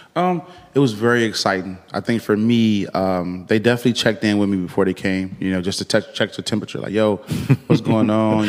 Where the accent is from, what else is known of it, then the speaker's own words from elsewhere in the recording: Chicago, Illinois, United States; I'm from the west side of Chicago